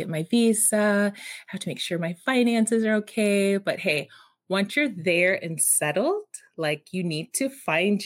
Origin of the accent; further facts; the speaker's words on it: Texas, United States; I was from Texas